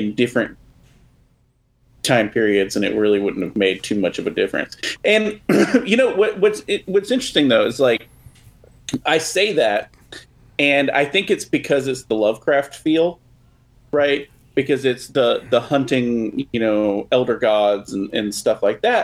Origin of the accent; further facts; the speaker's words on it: Texas, United States; we're from Texas